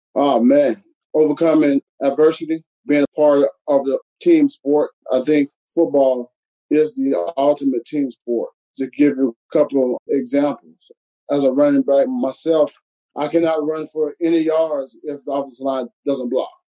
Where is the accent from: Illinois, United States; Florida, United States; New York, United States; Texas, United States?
Florida, United States; Alachua; moved away as an adult; also born or lived in Statesboro, Georgia / Chicago; growing up in Alachua, Florida, it's a very small town